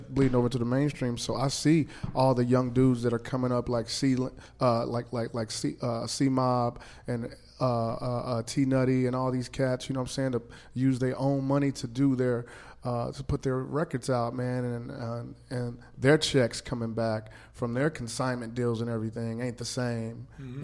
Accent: Kansas City, Missouri, United States; I'm from Kansas City

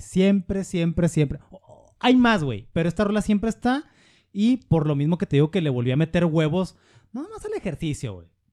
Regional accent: Mexico; estoy en mi país

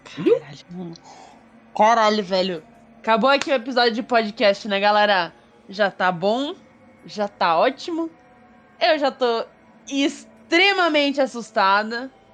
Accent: South Region, Brazil; eu sou sulista

